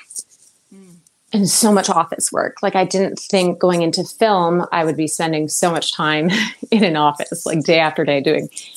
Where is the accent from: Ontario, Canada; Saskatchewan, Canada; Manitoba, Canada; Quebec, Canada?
Ontario, Canada; hometown in Northern; moved away as an adult; take me back to my hometown, get into business with my family